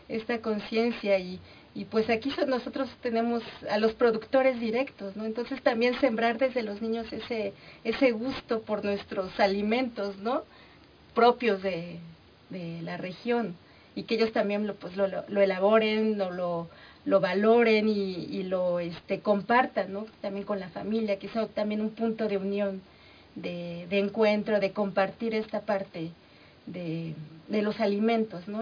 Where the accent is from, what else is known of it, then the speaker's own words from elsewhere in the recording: Mexico; todas esas manifestaciones que nos caracterizan, Como cultura, como sociedad mexicana